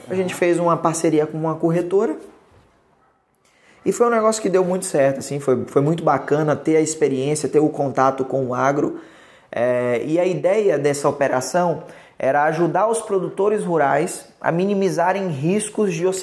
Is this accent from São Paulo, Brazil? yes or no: no; Salvador, Bahia, Brazil; meus pais se divorciaram, eu migrei para a gente mudou para a capital, para Salvador. Uhum. Então eu cresci em Salvador, mas meu pai continua morando até hoje no interior da Bahia